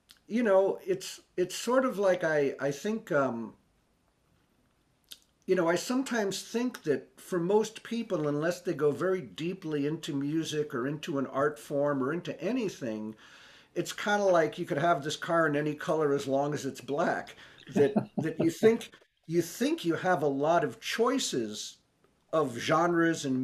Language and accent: English; New York City, New York, United States; I grew up in New York City